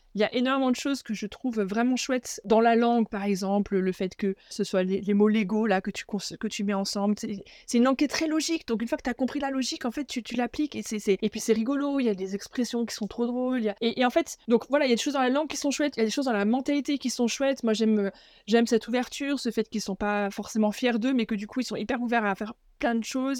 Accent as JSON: {"language": "French", "area": "Alsace", "region": "Grand Est", "country": "France", "tie": "born or raised there", "also_born_or_lived": "Germany / Paris region, France", "moved": "as an adult", "said": "je suis française, j'ai euh, grandi en Alsace"}